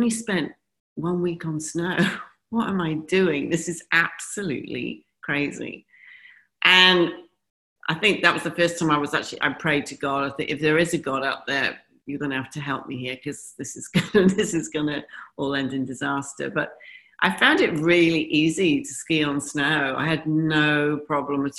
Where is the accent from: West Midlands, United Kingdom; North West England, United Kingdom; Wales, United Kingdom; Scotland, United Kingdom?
Wales, United Kingdom; Pontypool; moved away; also born or lived in Henley-on-Thames, England / Newport, Wales / Bahrain / Dubai; we lived in Wales. Actually, I was born just outside of London in Henley-on-Thames. And then we moved to Newport. And then we moved to Pontypool, which is South Wales